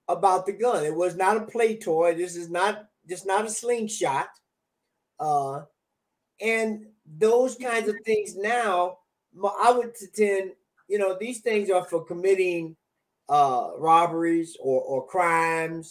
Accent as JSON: {"language": "English", "region": "the South", "country": "United States", "said": "I'm from the South. I'm from the Georgia, Florida, Alabama region"}